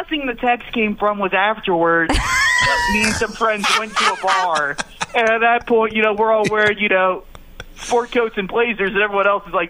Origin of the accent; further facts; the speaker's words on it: Louisville, Kentucky, United States; moved away; I grew up in Louisville